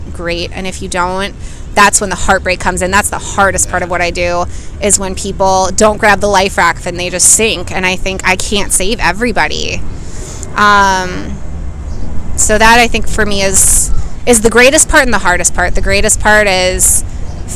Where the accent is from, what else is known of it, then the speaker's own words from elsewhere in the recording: Minneapolis, Minnesota, United States; I'm from Minneapolis, Minnesota.